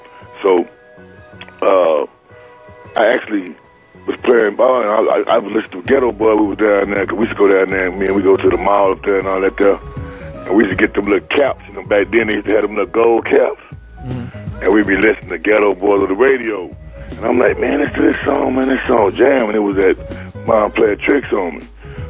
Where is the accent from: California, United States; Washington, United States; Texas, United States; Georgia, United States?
Texas, United States; Austin; also born or lived in Houston; My grandmother, then we moved to Austin. Well, they moved to Austin, and I was born in Austin. But I always had roots in Houston.